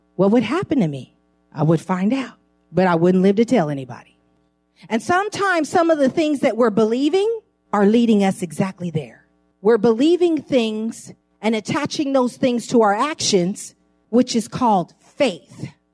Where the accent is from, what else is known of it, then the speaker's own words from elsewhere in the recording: San Francisco, California, United States; I grew up in San Francisco, right close to Geary Street on Ellis.